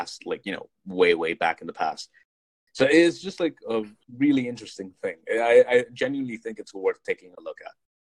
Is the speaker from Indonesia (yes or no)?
no; India; being Indian